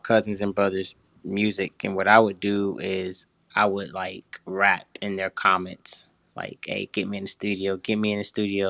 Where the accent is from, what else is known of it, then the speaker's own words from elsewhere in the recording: Dayton, Ohio, United States; I'm from Dayton, Ohio